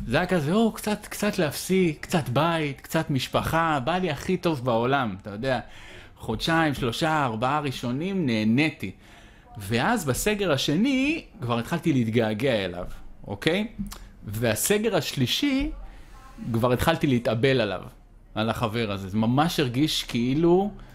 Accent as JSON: {"language": "Hebrew", "country": "Israel", "tie": "born or raised there", "said": "אני מבסוט שנולדתי בישראל"}